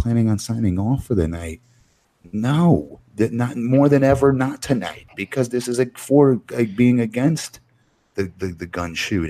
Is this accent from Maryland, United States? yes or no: no; Florida, United States; I'm from Florida.